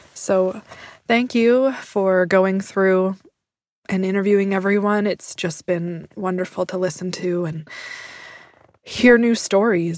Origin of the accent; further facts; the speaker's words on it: Prince George, British Columbia, Canada; I'm from Prince George, British Columbia